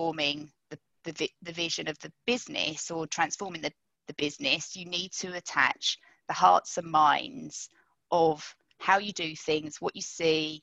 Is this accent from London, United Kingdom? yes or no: yes; London, United Kingdom; I grew up in London